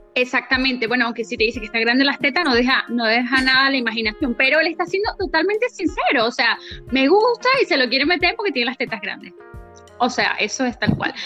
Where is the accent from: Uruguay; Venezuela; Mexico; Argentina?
Venezuela; nosotros somos de Venezuela